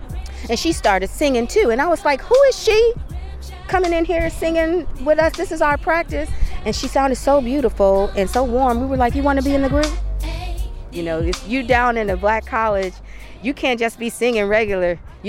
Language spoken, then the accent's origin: English; Flint, Michigan, United States; now in Bay Area, United States; I'm an African American. I grew up on gospel. I grew up on R&B. I'm from Flint.